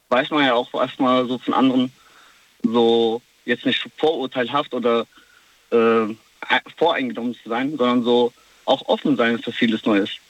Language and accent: German; Kosovo; ich komme selber aus dem Kosovo und mhm. äh, das heißt, ich pendel sehr oft und ja, ich kenne das Gefühl, also ich bin drüben ein Ausländer und hier ein Ausländer.